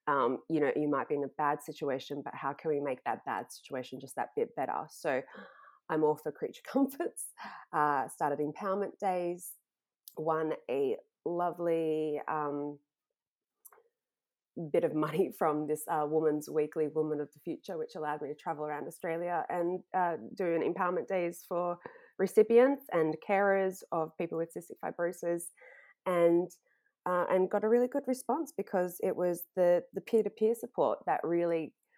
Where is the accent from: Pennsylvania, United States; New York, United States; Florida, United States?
Florida, United States; I grew up in Florida and then I went to college.